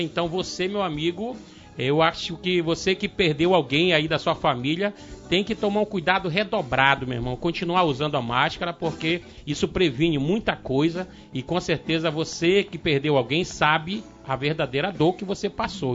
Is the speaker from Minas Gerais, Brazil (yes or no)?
no; Pará, Brazil; now in Manaus, Brazil; nós como paraense